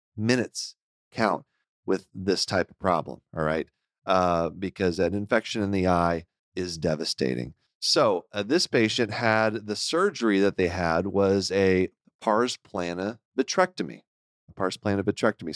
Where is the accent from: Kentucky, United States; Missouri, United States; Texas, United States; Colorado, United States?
Texas, United States; Houston; moved away; I grew up in Houston